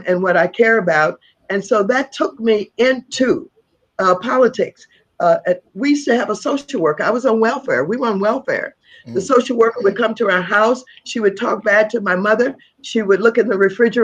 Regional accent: St. Louis, Missouri, United States; I'm from St. Louis, Missouri.

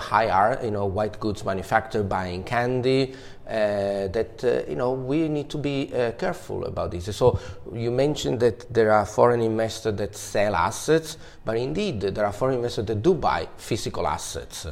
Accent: Palermo, Sicily, Italy; my hometown Palermo

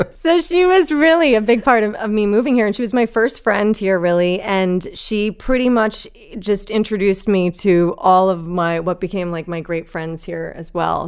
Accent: New Jersey, United States; also born or lived in Manhattan, New York City; I was born there in, in Manhattan, and I, I lived there until I was ten, and then we moved to North Jersey, to New Jersey

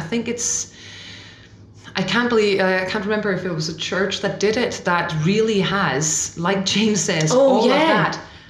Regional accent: Denmark; English is a second language; We're going on tour in Denmark next week, actually. So taking it to my home country.

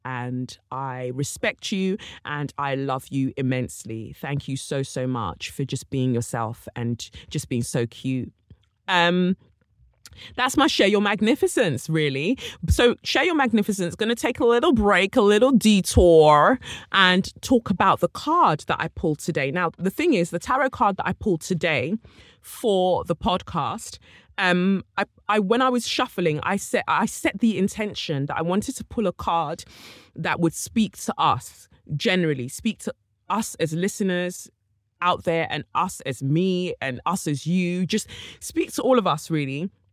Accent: United Kingdom; I too am from Britain

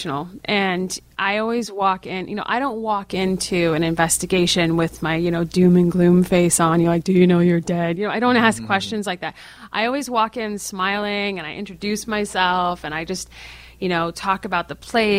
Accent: New England, United States; I'm from New England, and so there's lots of places near me

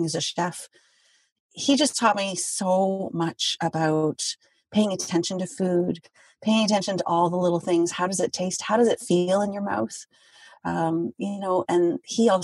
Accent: Quebec, Canada; I'm from Quebec

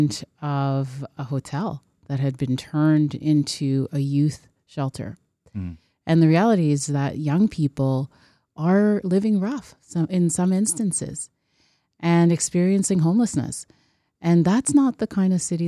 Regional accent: Toronto, Ontario, Canada; growing up in Scarborough, and that Science Center was always so revered

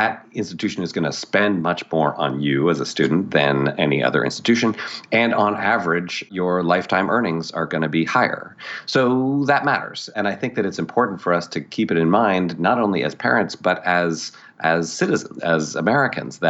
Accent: Toronto, Ontario, Canada; moved away as an adult; also born or lived in New York / Montreal; I grew up in Canada and Toronto

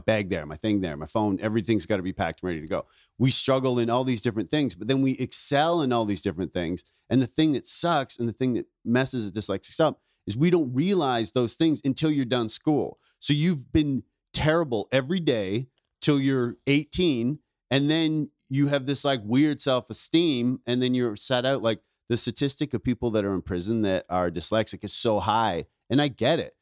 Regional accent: Ontario, Canada; moved away; also born or lived in Vancouver; I grew up in Ontario, but I started comedy in Vancouver.

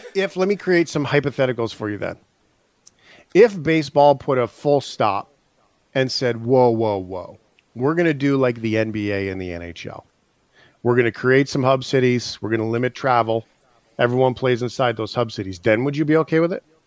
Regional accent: Canada; as Canadians

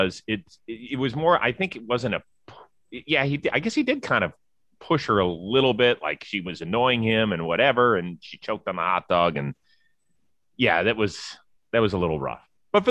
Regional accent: Midwest, United States; I am from the Midwest.

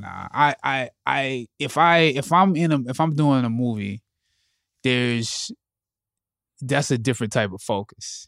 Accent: Anderson, South Carolina, United States; I'm from Anderson, South Carolina

